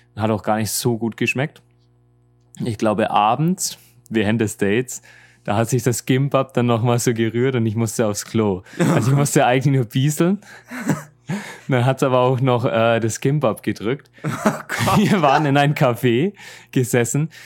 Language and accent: German; Germany; moved away as an adult; now in Seoul, South Korea